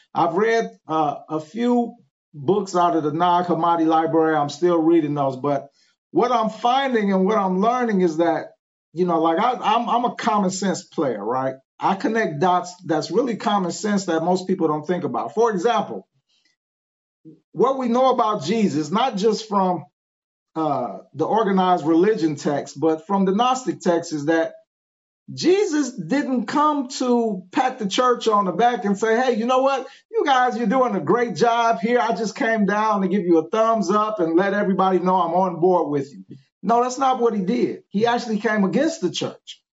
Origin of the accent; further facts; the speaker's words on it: Cleveland, Ohio, United States; moved away as an adult; now in Memphis, United States; I'm actually from Cleveland, Ohio. I just been down here in Memphis maybe about five years. Uh, but born and raised in Cleveland, Ohio.